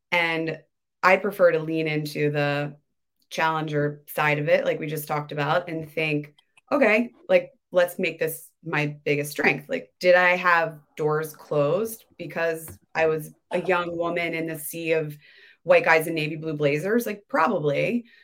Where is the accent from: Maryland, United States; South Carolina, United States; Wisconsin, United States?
Maryland, United States; Baltimore; I grew up in Baltimore.